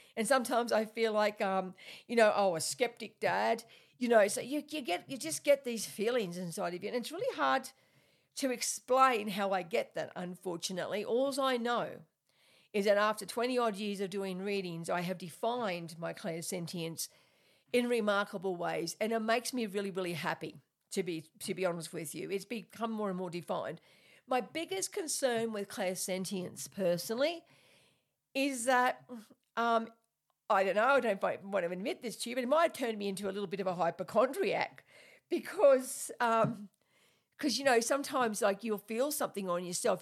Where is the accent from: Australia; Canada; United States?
Australia; I'm Australian, so, and I, you know, I talk a bit weird sometimes